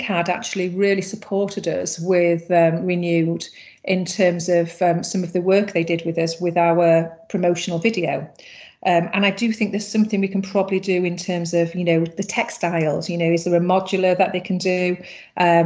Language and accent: English; England, United Kingdom; moved away as an adult; now in Ireland; I'm obviously originally from England, and then I met my husband, who is Irish, and I came over to Ireland 18 years ago